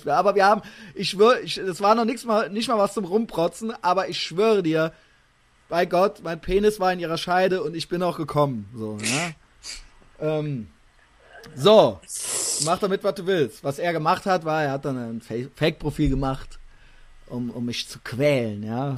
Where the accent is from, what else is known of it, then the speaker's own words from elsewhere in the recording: Koblenz, Rhineland-Palatinate, Germany; moved away; aus meiner alten Heimat